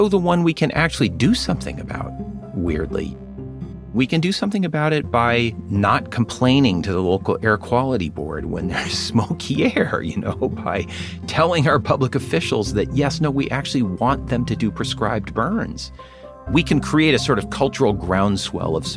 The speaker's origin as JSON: {"language": "English", "region": "California", "country": "United States", "tie": "born or raised there", "said": "I grew up in California"}